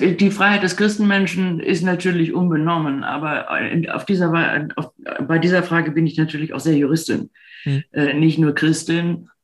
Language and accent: German; Rhineland, Germany; also born or lived in Berlin; now in Munich, Germany; nun bin ich im Rheinland groß geworden